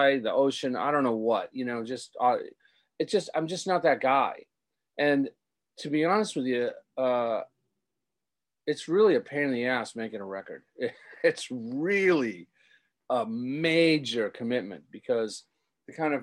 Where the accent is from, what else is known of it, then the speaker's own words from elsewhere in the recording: Rockport, Massachusetts, United States; growing up in my hometown and being a teenager there